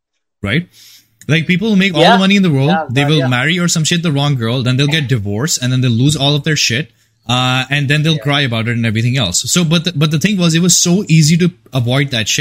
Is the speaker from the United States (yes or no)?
no; India; moved away; I come from India